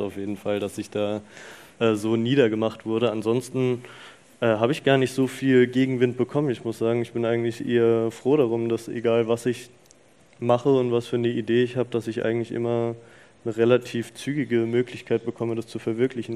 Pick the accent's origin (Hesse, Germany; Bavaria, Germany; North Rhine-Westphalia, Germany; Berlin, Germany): Hesse, Germany; Rüsselsheim; ich bin aufgewachsen in Rüsselsheim.